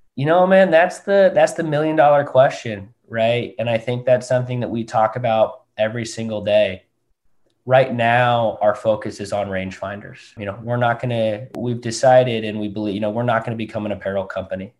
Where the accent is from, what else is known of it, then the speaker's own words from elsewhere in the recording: Southern California, United States; also born or lived in Newport Beach / Seattle, Washington; now in San Francisco, United States; born and raised down in Southern California. Um, born up in Newport Beach.